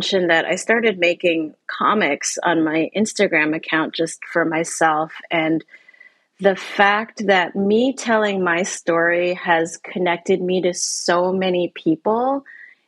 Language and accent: English; Canada; moved away; also born or lived in Asia; where I grew up in Canada